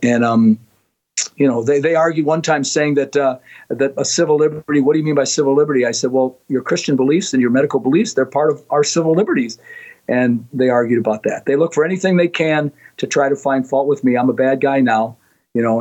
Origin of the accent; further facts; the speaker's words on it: Minnesota, United States; moved away as an adult; now in Florida, United States; I'm born and raised in Minnesota